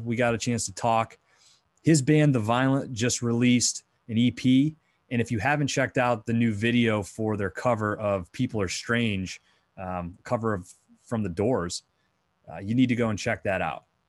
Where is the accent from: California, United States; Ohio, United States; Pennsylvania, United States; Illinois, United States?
Pennsylvania, United States; Bradford; growing up in Bradford, P